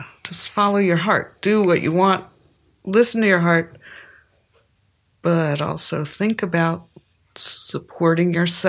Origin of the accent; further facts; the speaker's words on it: Kutztown, Pennsylvania, United States; moved away; I grew up in Kutztown, Pennsylvania. It was a little farm town, but also a college town. And it was the 60s and 70s. And my dad was a professor